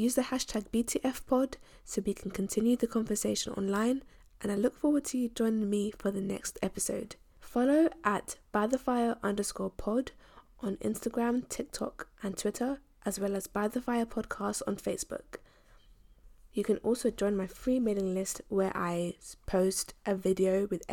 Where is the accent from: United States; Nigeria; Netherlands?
Nigeria; moved away; back home, as I'm Nigerian as well